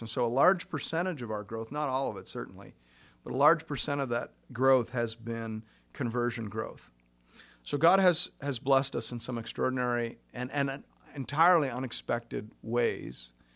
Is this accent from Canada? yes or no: yes; Kettleby, Ontario, Canada; I grew up in Kettleby, Ontario